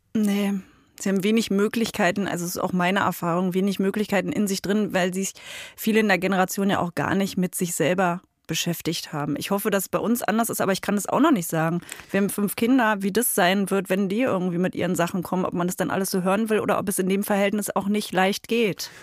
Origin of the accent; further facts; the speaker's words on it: East Germany, Germany; ich bin Ossi